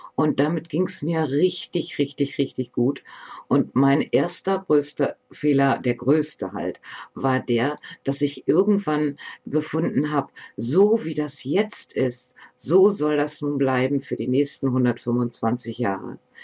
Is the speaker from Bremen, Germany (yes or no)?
yes; Bremen, Germany; moved away; also born or lived in Northern Germany; Ich bin hier geboren. Ich komme gebürtig aus Bremen, und wir sind dann halt noch etwas weiter raus in den Norden gezogen, um hier zu leben.